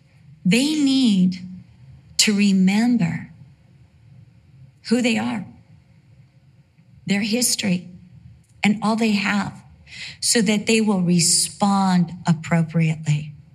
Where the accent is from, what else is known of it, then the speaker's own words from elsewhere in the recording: Costa Mesa, California, United States; also born or lived in Santa Ana, California / Vista, California / England; You know, I was born at Santa Ana Community Hospital. For the most part of my life, I lived in Costa Mesa, California.